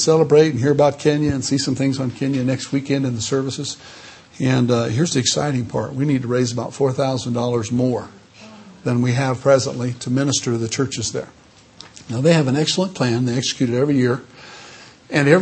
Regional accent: Southern California, United States; In Southern California, we wait till the last minute for everything

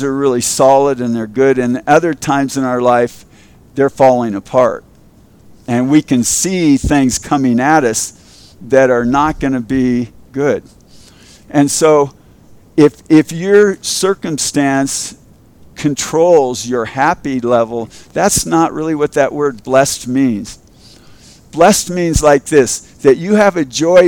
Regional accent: Culver City, California, United States; I grew up in Culver City, and in Culver City, we had a huge Jewish

